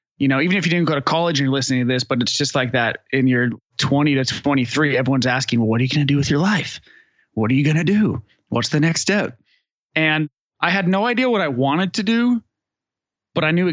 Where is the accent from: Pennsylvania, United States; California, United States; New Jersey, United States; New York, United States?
California, United States; Northern; moved away as an adult; now in Austin, United States; I grew up in Northern California